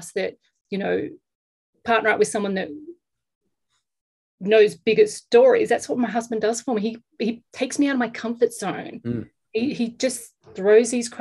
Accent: Australia; now in Los Angeles, United States; I'm an Australian living in Los Angeles

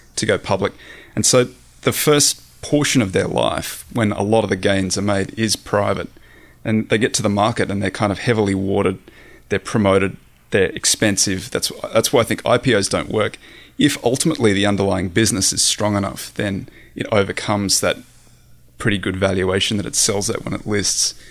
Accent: Australia; moved away as an adult; also born or lived in San Francisco; I'm Australian, I grew up in the Australian outback

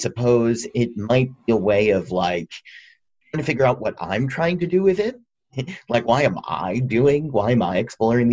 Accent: Dover, Massachusetts, United States; I am from Dover, Massachusetts, which is a very rural community

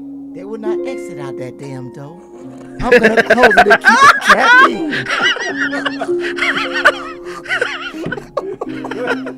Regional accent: the South, United States; we're from the South

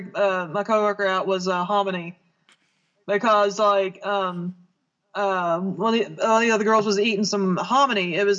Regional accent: the South, United States; As a Southerner

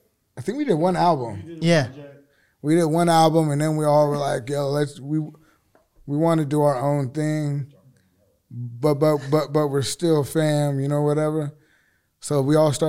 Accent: Seattle, Washington, United States; we're from Seattle

